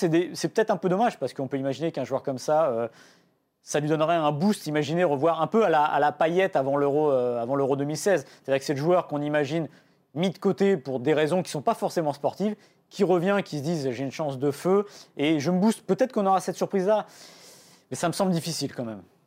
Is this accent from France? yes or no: yes; France; on est de France